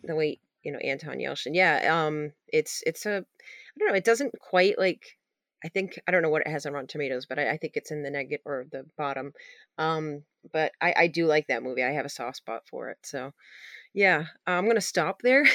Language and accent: English; Maine, United States; I'm not from Maine or origin-, originally, but, uh, I grew up here